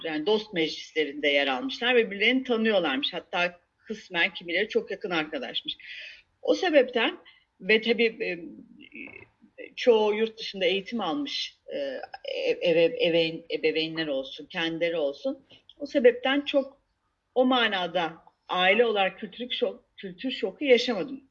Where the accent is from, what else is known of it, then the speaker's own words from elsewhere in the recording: Istanbul, Turkey; moved away as an adult; also born or lived in England; now in Antakya, Turkey; ben İstanbulluyum. Ee, İstanbul'un e, İstanbul'da doğdum. Ee, or, İstanbul'da okudum.